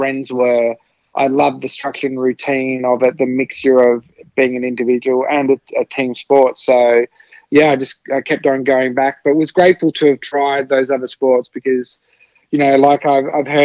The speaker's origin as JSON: {"language": "English", "town": "Adelaide", "region": "South Australia", "country": "Australia", "tie": "born or raised there", "also_born_or_lived": "Southeast Asia", "said": "I moved with my family to Australia when I was about 5 and a half."}